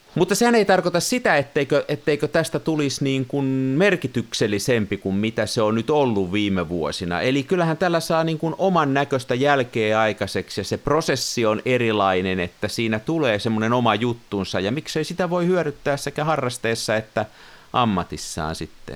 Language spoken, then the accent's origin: Finnish; Tampere, Pirkanmaa, Finland; koululaisena, kasvoin Tampereella